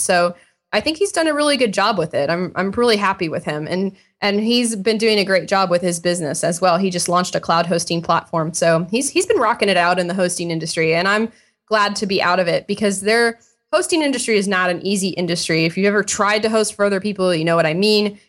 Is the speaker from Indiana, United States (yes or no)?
yes; Indiana, United States; I grew up in Indiana, And I was in high school. I grew up in a small town